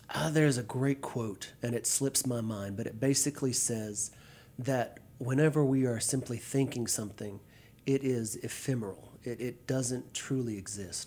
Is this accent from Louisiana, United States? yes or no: yes; Pitkin, Louisiana, United States; moved away; Central Louisiana, a little town called Pitkin.